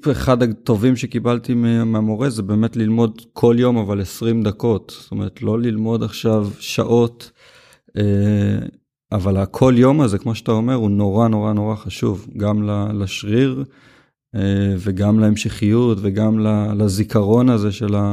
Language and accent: Hebrew; Ma'ale Gamla, Northern District, Israel; now in Tel Aviv, Israel; בן 37. אה, גדלתי במעלה גמלה, רמת הגולן. אז הגעתי לתל אביב ולמדתי מוזיקה.